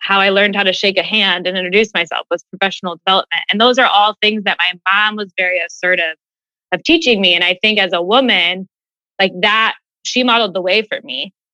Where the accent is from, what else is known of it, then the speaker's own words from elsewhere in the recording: Westerville, Ohio, United States; Born and raised in Westerville, which is a suburb of Columbus